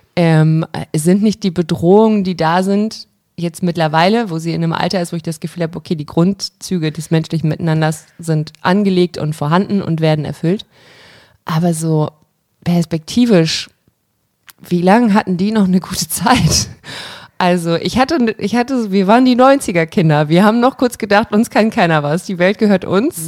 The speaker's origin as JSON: {"language": "German", "country": "Germany", "said": "meine Heimat, in der ich mich wohl und zu Hause fühle, aber ich habe nicht so ein krasses Deutschland-Verbundenheitsgefühl"}